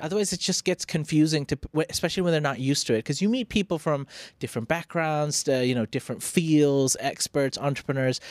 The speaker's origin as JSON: {"language": "English", "region": "Phuket", "country": "Thailand", "tie": "born or raised there", "said": "I grew up in Phuket, so my skin was mostly tan"}